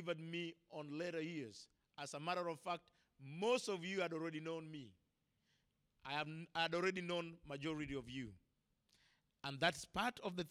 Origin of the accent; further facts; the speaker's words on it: Kenya; as an African, as a Kenyan, as a man who was born without